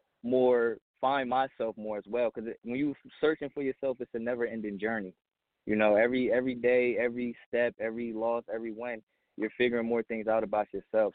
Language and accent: English; New Jersey, United States; also born or lived in Pennsylvania; now in Poconos, Pennsylvania, United States; I'm from New Jersey, but I live in Pennsylvania right now, the Poconos.